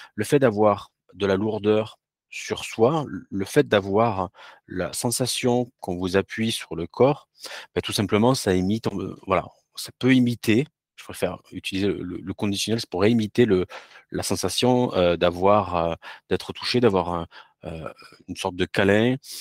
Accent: France; also born or lived in Toulouse; je suis français

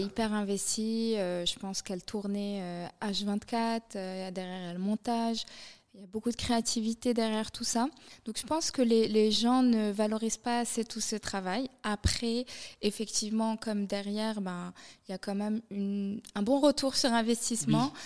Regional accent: Morocco; moved away as an adult; now in Paris, France; j'ai grandi au Maroc

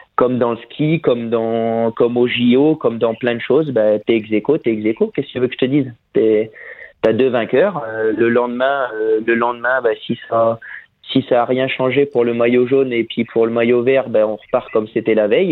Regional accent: Picardy, Hauts-de-France, France; je suis picard

